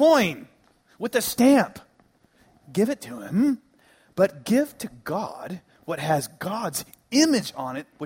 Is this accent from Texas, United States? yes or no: yes; Dallas, Texas, United States; where I grew up in the Dallas area